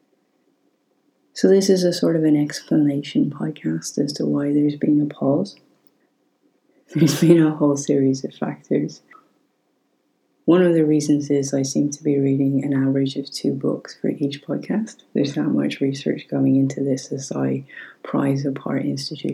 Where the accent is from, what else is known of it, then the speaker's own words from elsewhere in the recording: Ireland; As an Irish person